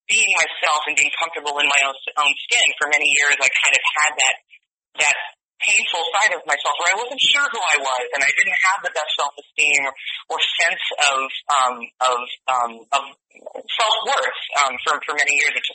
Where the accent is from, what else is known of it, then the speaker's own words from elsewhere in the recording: Connecticut, United States; accent: Connecticut; moved away; my Connecticut accent? my Connecticut accent.